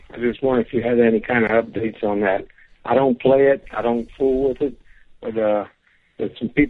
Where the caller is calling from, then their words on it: New Orleans, Louisiana, United States; I'm calling from New Orleans.